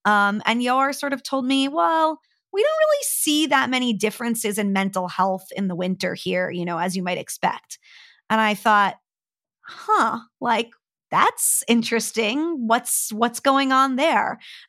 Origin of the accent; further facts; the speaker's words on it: New Jersey, United States; So I grew up hating the winter. I'm from New Jersey, just outside of New York in the US. I grew up at the Jersey Shore. So, you know, summer is king there, you know, grew up by the beach and really loved summer as the best season.